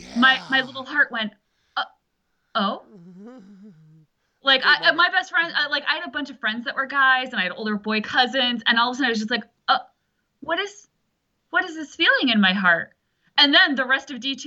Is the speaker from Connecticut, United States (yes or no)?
yes; Fairfield County, Connecticut, United States; I'm from Connecticut